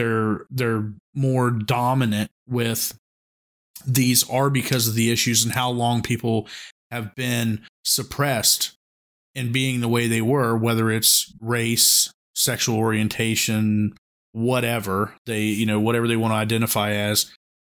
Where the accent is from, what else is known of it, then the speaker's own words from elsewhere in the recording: West Virginia, United States; I grew up in Central West Virginia